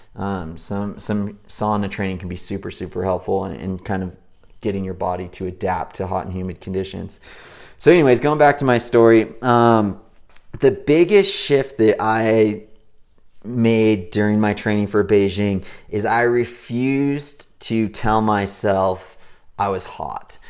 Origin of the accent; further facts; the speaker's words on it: Big Bear Lake, California, United States; I grew up in Big Bear Lake in Southern California, where it's nice and cool year round.